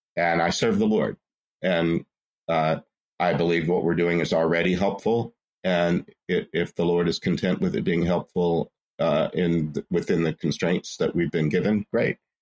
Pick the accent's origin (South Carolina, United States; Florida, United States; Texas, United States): Texas, United States; Port Arthur; I'm from Port Arthur, Texas, which is the southeast corner of Texas on the Gulf Coast